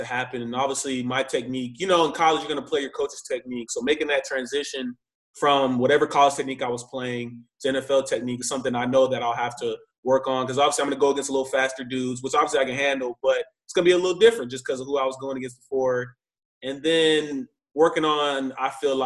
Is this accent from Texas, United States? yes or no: yes; Texas, United States; moved away as an adult; also born or lived in Illinois; I'm from Texas. I don't even see snow